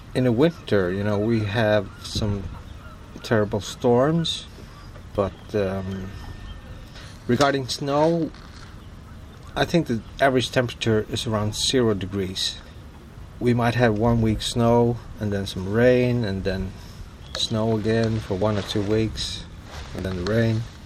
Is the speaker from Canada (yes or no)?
no; Vestmanna, Faroe Islands; also born or lived in Denmark; I was born and raised in Vestmanna, small village uh, that holds about 1,200 people.